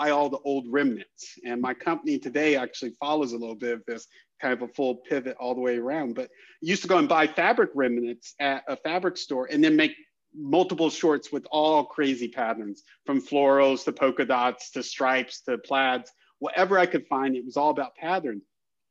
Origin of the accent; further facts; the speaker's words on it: Southern California, United States; I grew up in Southern California